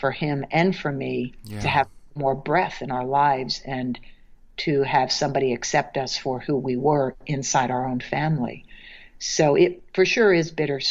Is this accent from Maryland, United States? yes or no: yes; Maryland, United States; now in New York, United States; I'm from Maryland